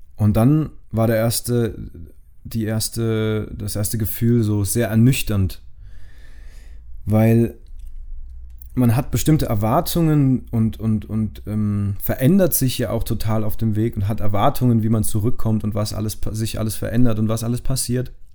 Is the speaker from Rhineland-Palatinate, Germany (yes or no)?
yes; Rhineland-Palatinate, Germany; von meinem Heimatort in Rheinland-Pfalz